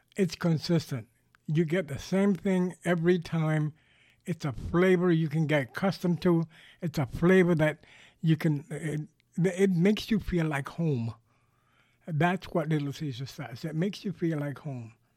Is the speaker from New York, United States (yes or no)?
yes; New York City, New York, United States; moved away as an adult; now in Southwest Florida, United States; I grew up in New York City. I spent thirty years of my life there